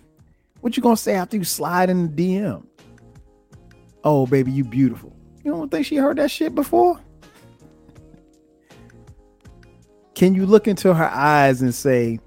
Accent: the South, United States; also born or lived in South Carolina; I grew up in the South.

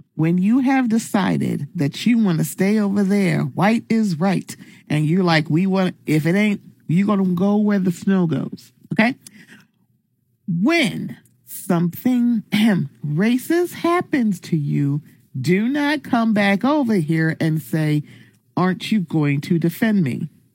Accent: Baltimore, Maryland, United States; I'm from Baltimore

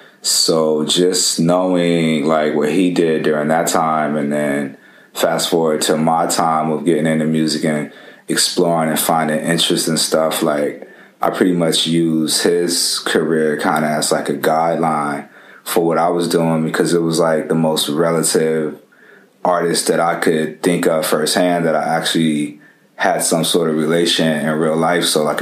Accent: Japan; my pretty much cultural experiences artistically and musically really came into fruition growing up in Japan.

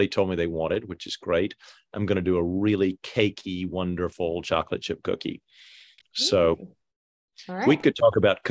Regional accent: Atlanta, Georgia, United States; also born or lived in France; we grew up in Atlanta, but we spent as much time in France as we did in Atlanta. So I like to say that I grew up, you know, in both places

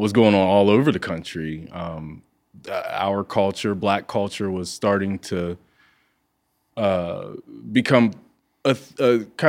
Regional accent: Zanesville, Ohio, United States; now in Akron, United States; Oh, yeah, that's important. Zanesville

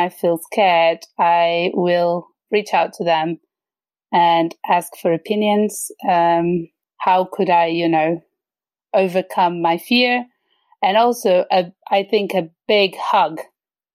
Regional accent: Portugal; moved away as an adult; also born or lived in London, United Kingdom; now in Sweden; I'm originally from Portugal, where I lived until I was 28

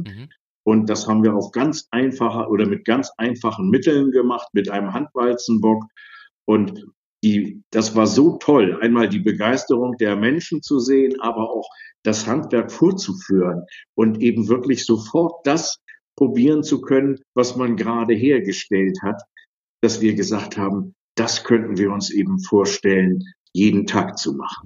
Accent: Kiel, Schleswig-Holstein, Germany; Ich bin in Kiel groß geworden

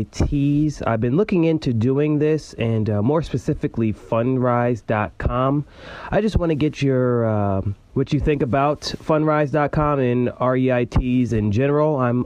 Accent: Cleveland, Ohio, United States; Hey, guys … from Cleveland, Ohio.

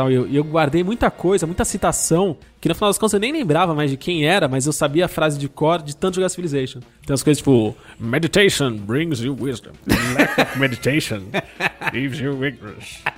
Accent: Fortaleza, Ceará, Brazil; Durante algum tempo fui professor de literatura em uma escola privada de Fortaleza, Ceará, minha cidade natal.

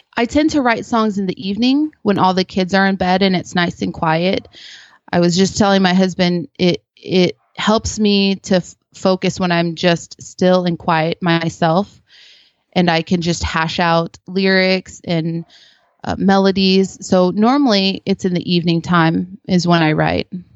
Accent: Philippines; now in United States; I was born in the Philippines

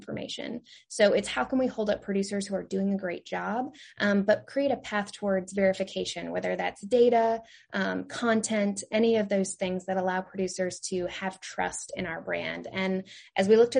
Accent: Eastern Oregon, United States; moved away as an adult; also born or lived in Kansas / North Carolina; I am originally from Oregon. I grew up in a very small rural community in Eastern Oregon

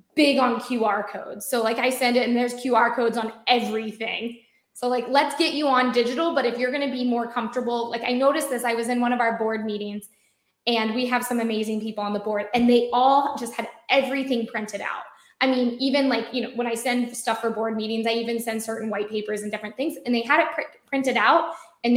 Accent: United States; I work for an Israeli company, I'm American. I think my accent gives me away so much

